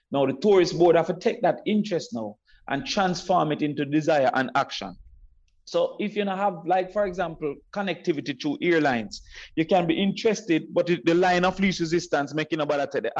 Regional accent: Kingston, Jamaica; So I grew up off Waltham Park, Hagley Park intersection, one thirty.

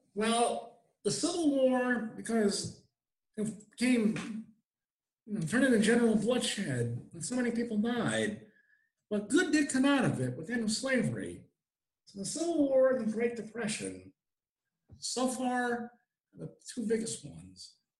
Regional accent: Albany, New York, United States; I grew up in Albany, which is a very old city, Albany, New York

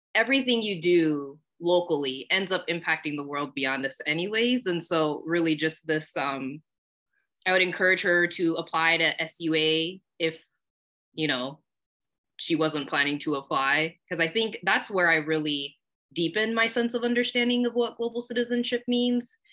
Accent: Corona, California, United States; moved away as an adult; also born or lived in San Bernardino, California; now in Cambridge, Massachusetts, United States; originally, I grew up in Southern California, born in San Bernardino, but raised in a small, nice bed city called Corona

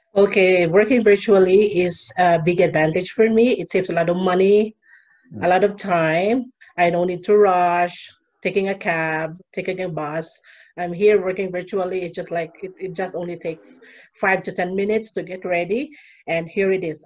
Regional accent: Philippines; moved away as an adult; now in Peru; living now in Peru and I'm from Philippines. I've been living here in Peru for more than five years

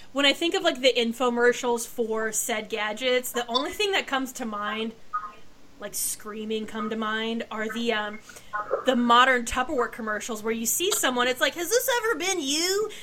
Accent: Pacific Northwest, United States; moved away; also born or lived in Texas; I grew up in the Pacific Northwest, lived in Texas

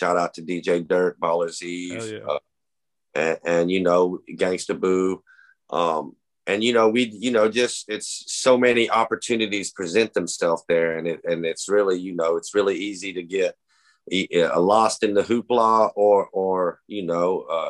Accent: Huntsville, Alabama, United States; accent: Alabama; also born or lived in South Korea / Atlanta, Georgia / Medford, Oregon; I was born in Alabama. I moved when I was like two. I moved to Korea, you know, with my mom. I was with my mother and whatnot. But eventually, I moved back to Huntsville, Alabama, which is where I was born. I moved back in the eighth grade

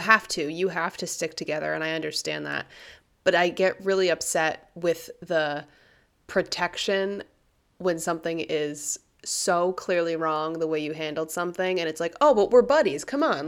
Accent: United States

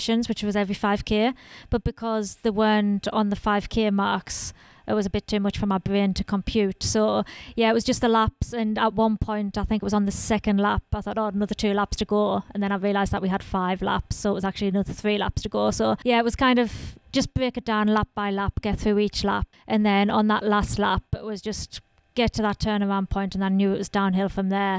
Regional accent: Sunderland, North East England, United Kingdom; I'm from Sunderland in northeast of England.

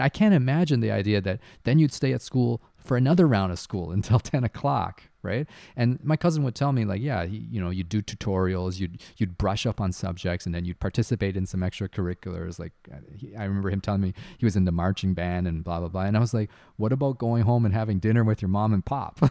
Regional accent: Canada; also born or lived in Taiwan; I grew up in Canada for the most part

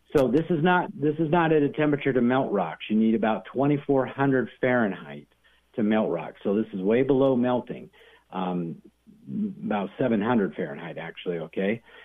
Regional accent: Arizona, United States; moved away; I'm from Arizona originally

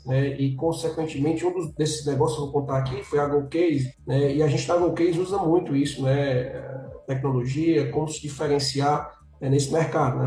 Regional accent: Fortaleza, Ceará, Brazil; Eu sou aqui de Fortaleza, no Ceará

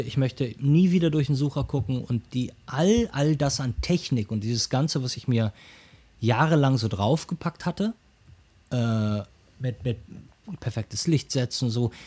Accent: Ruhr area, North Rhine-Westphalia, Germany; now in Hamburg, Germany; ich komme komm aus dem Ruhrgebiet gebürtig

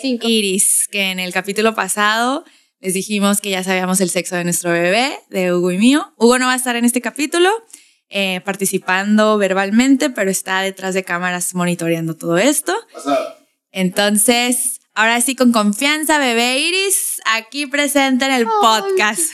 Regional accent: Tijuana, Baja California, Mexico; accent: norteño tijuanense; mi acento norteño tijuanense

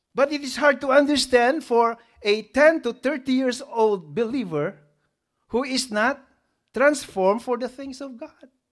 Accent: Philippines; We have this culture, right, as a Filipino? Utang na loob.

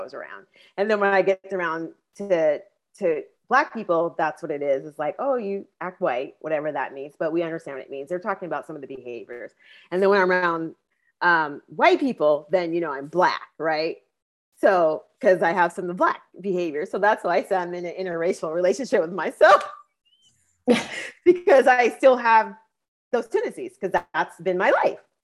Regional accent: Edmonds, Washington, United States; Growing up in Edmonds

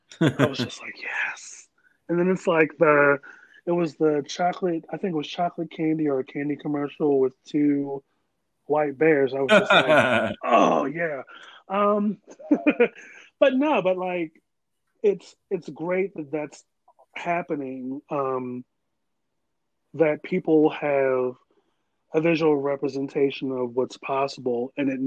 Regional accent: Maryland, United States; So, I'm from Maryland and I still came back.

